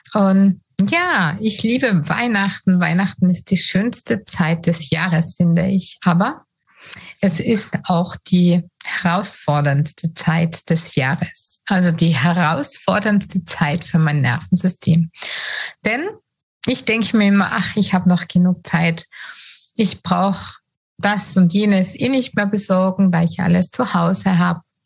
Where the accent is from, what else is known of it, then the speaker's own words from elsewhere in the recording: Tyrol, Austria; bei uns in Tirol, Österreich